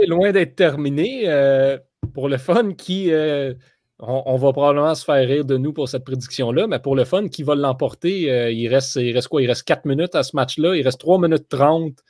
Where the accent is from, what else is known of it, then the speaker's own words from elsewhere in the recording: Montreal, Quebec, Canada; on vient de Montréal, on est à Montréal